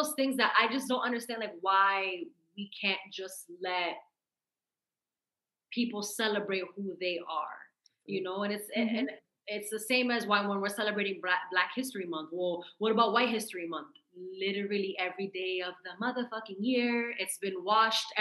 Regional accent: Massachusetts, United States; I'm from Massachusetts

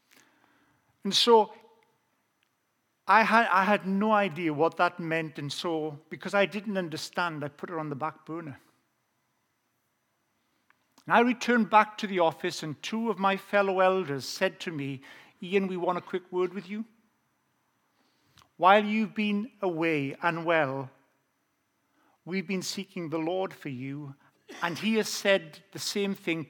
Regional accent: South Wales, United Kingdom; accent: Welsh; I have an authentic Welsh accent. I grew up in South Wales.

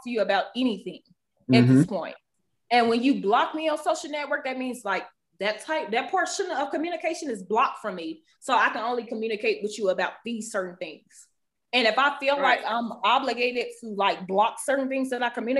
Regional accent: the South, United States; I'm from the South

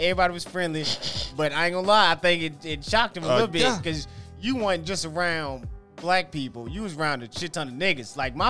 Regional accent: Antioch, United States; I grew up in Antioch. In Antioch, when I was growing up, it's a melting pot. Every race was in Antioch.

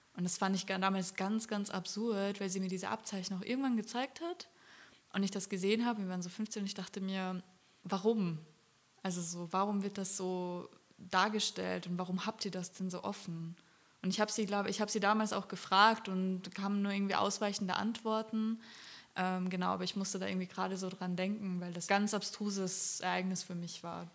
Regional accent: Austria; ich komme aus Österreich

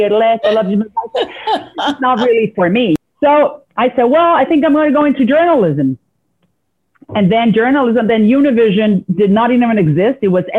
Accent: Puerto Rico; also born or lived in Miami / New York City; I was born in Miami, and then my parents couldn't find work in the city of Miami. They went to New York City. They couldn't find work there either. So they wound up in Puerto Rico

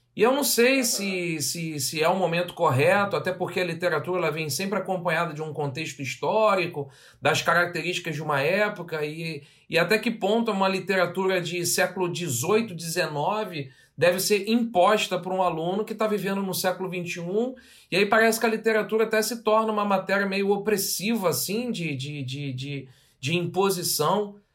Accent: Rio de Janeiro, Brazil; accent: carioca; Eu tenho muito orgulho de ser suburbano, ter nascido no subúrbio do Rio de Janeiro.

